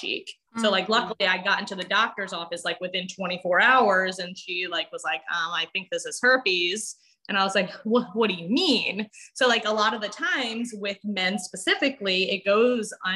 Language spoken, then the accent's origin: English; Wilmington, Delaware, United States; I'm from Wilmington, Delaware